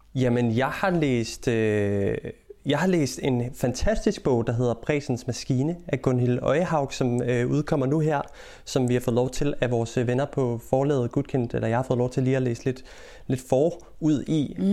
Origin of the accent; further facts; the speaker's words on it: Denmark; now in England, United Kingdom; hjemme i Danmark